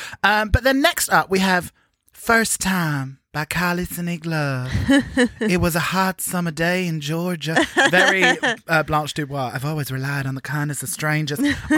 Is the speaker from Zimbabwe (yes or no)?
no; United Kingdom; as British people